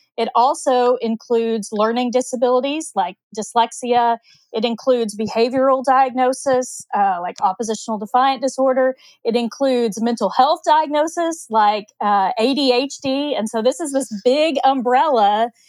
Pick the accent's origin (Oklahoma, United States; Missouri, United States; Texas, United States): Oklahoma, United States; I grew up in Oklahoma